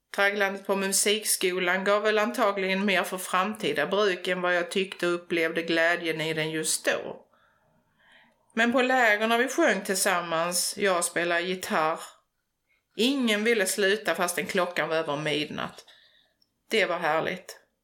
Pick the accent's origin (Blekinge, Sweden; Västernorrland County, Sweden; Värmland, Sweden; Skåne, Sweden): Skåne, Sweden; Förslöv; Jag är en bondflicka från Förslöv, en liten by precis söder om Hallandsåsen i nordvästra Skåne. Uppväxt på landet med djur och natur omkring mig